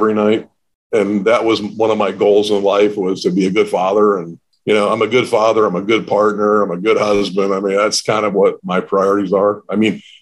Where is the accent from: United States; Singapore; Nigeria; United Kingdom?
United States; the New York area; moved away as an adult; also born or lived in South Carolina / Newport Beach, California / Los Angeles; I grew up in the New York area